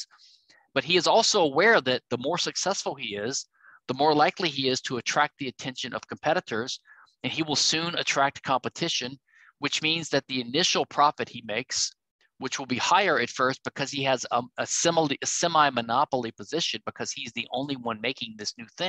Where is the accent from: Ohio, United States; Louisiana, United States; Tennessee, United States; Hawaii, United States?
Louisiana, United States; my home state, Louisiana